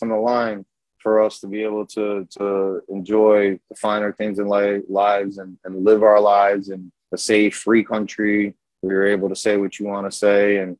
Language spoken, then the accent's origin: English; New York, United States; accent: New York; also born or lived in Yonkers, New York; I am from New York. I was there when 9/11 happened